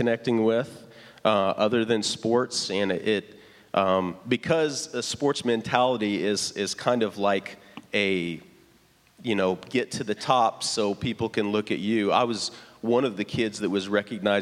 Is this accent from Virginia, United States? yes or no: no; Lafayette, Indiana, United States; moved away as an adult; the Coca-Cola warehouse in Lafayette, Indiana. So I go back to my hometown